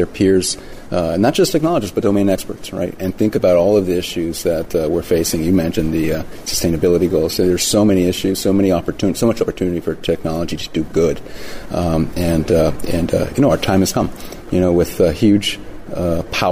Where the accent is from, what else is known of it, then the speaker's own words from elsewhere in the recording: Puerto Rico; moved away; I grew up in Puerto Rico